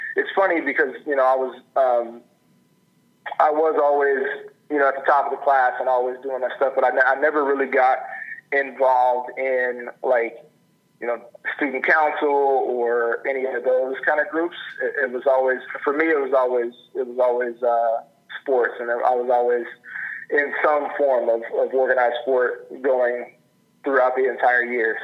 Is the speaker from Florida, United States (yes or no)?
yes; Pinellas Park, Florida, United States; also born or lived in Tulsa, Oklahoma; now in Oregon, United States; my family and I moved to um, Pinellas Park, Florida, uh, which is across the bay from Tampa, essentially. And so I spent probably my formative years there in Pinellas Park